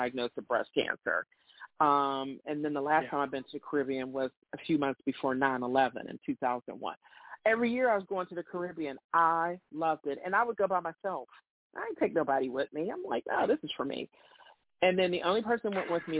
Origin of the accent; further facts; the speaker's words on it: Pittsburgh, Pennsylvania, United States; I was born and raised in the North